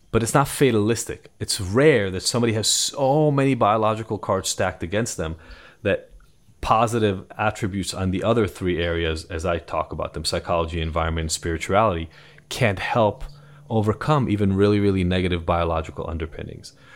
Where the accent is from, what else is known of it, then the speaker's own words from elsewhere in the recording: Israel; English is a second language; now in United States; I'm from Israel originally, so I am a first generation, um, immigrant to the States